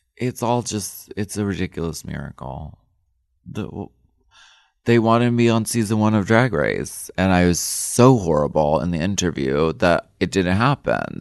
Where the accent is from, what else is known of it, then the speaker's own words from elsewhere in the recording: Erie, Pennsylvania, United States; moved away; I come from Erie, Pennsylvania, and we were very much, like, a working class family. Dad worked in the machine shop